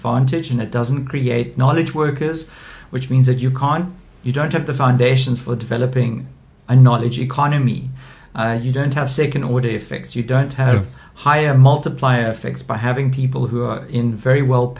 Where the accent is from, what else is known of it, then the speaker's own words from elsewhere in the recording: South Africa; as a South African